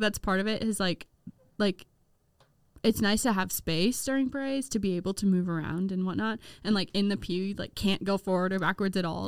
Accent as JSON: {"language": "English", "region": "Midwest", "country": "United States", "said": "as a Midwesterner"}